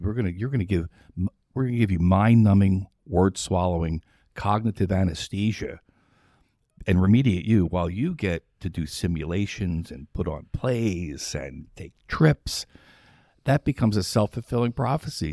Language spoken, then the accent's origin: English; New Jersey, United States; moved away; also born or lived in Philadelphia, Pennsylvania / Charlotte, North Carolina; From New Jersey. Philadelphia originally, born there, and then raised in New Jersey.